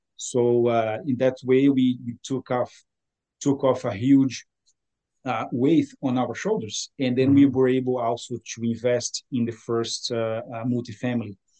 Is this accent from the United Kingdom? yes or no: no; Brazil; moved away as an adult; now in Ottawa, Canada; I was born in Brazil, uh, so South America, hmm. and uh, I came to Canada 20, uh, 21 years ago